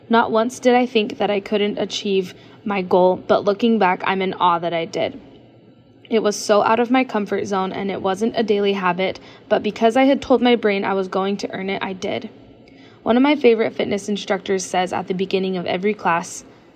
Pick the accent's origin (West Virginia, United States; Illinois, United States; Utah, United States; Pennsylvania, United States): Utah, United States; Lehi; I am from Lehi, Utah